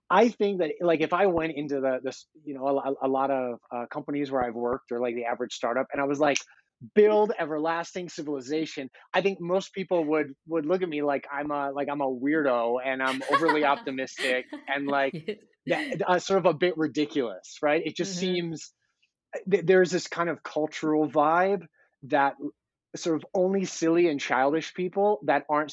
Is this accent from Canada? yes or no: no; Denver, Colorado, United States; I'm an American, which is, it's a privilege to live in the United States, where like I can walk around my home city of Denver